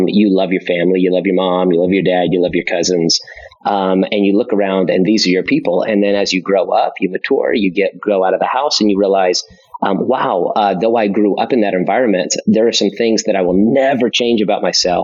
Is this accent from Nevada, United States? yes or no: yes; Las Vegas, Nevada, United States; also born or lived in Florida; I'm born and raised in Vegas